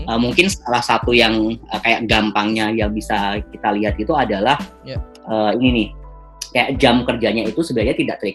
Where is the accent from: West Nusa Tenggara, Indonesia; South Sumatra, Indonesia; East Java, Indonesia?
East Java, Indonesia; Bojonegoro; kebetulan saya dari Bojonegoro Jawa Timur